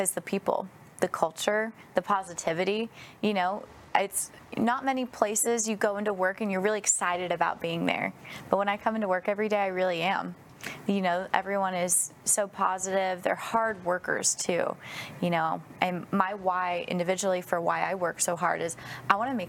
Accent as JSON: {"language": "English", "region": "Northern California", "country": "United States", "tie": "born or raised there", "moved": "yes", "lives_now": "Texas, United States", "said": "I grew up in Northern California, but I moved to Texas about 10 years ago"}